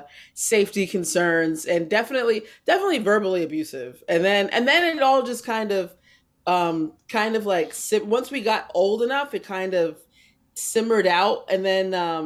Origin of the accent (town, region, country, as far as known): New Jersey, United States; born or raised there